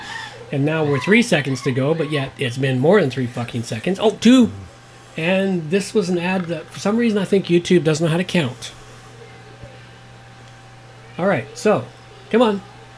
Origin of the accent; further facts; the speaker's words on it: United States; I'm American, Scottish, Irish.